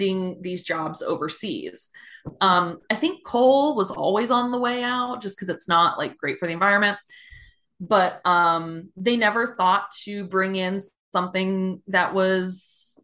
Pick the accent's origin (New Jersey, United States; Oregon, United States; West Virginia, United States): West Virginia, United States; now in Philadelphia, United States; I grew up in a small town, and it was all union workers. I'm from West Virginia